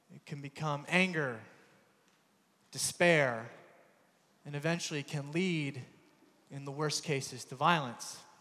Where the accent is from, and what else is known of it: United States; accent: American; moved away; also born or lived in Belfast